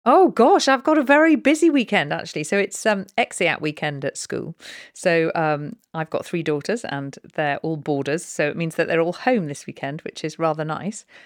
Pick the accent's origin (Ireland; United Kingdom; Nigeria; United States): United Kingdom; Snowdonia, North Wales; also born or lived in London; now in Newbury, United Kingdom; I was brought up in Snowdonia in North Wales.